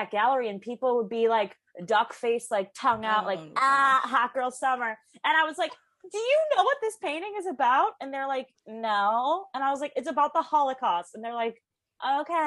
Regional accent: Chicago, Illinois, United States; moved away as an adult; also born or lived in Los Angeles / London; now in New York, United States; I grew up in Chicago

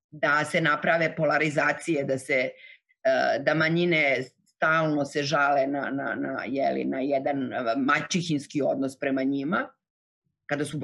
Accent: Novi Pazar, Raška District, Serbia; born or raised there; moved away

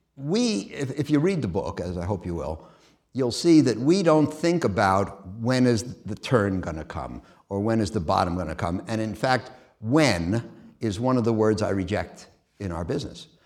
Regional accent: New York City, New York, United States; moved away as an adult; I'm a kid from Queens, and, uh, I went to the public schools in Queens

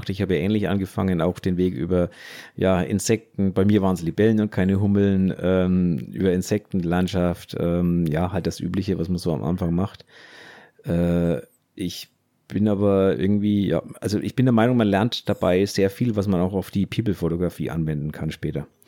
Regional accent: West Germany, Germany; Okay, jetzt muss ich kurz als, als Wessi, wie so schön heißt, fragen

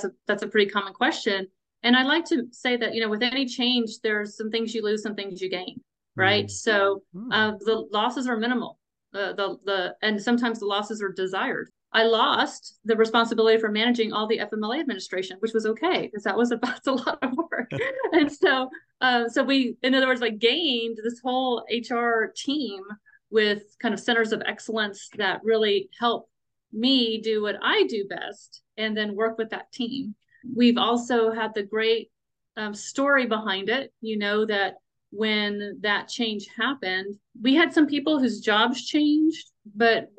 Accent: San Antonio, Texas, United States; moved away as an adult; also born or lived in Western Washington / Colorado Springs, Colorado; I'm from San Antonio. So born and raised San Antonio, Texas.

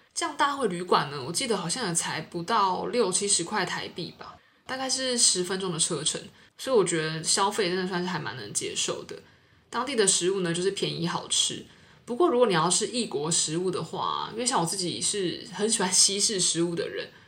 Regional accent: Taiwan; moved away as an adult; now in Singapore; 我是台湾人，然后来到新加坡工作

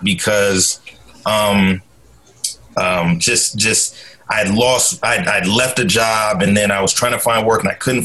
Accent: Portland, Oregon, United States; So I'm originally from Portland, Oregon. Born and raised, grew up in Northeast Portland

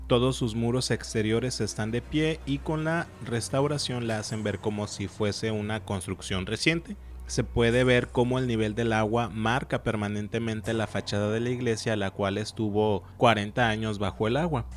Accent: Colima, Mexico; somos del estado de Colima, también tenemos un volcán demasiado cerca

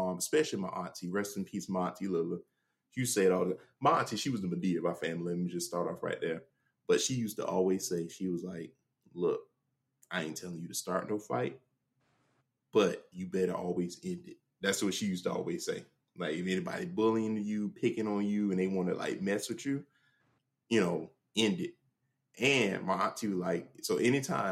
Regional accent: Jacksonville, Florida, United States; Some of the neighborhoods I grew up in Jacksonville

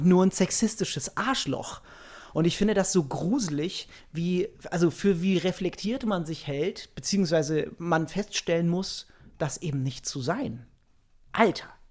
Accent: Germany; ich mich als Deutscher

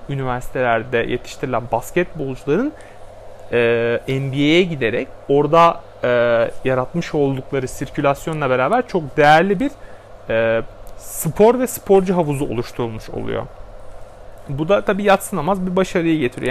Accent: Turkey

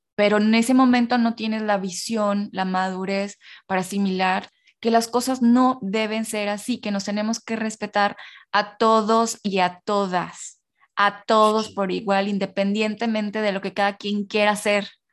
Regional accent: northern Mexico, Mexico; yo soy norteña

